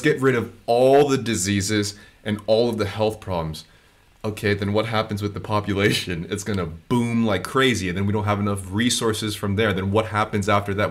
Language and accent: English; United States; moved away; growing up in the States